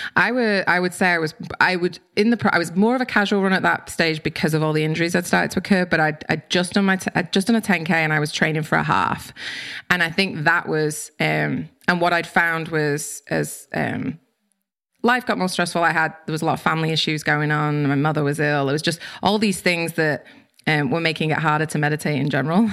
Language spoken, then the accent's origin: English; United Kingdom; moved away; I'm British